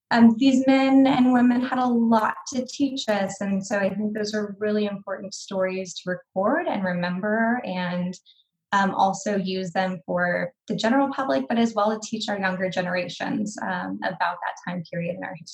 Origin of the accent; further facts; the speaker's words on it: Hawaii, United States; also born or lived in military bases across the US; now in Texas, United States; father was in the military, so grew up um, on military bases across the US. Um, spent most of my childhood growing up in Hawaii, and then um, yeah relocated so i'm based out of texas now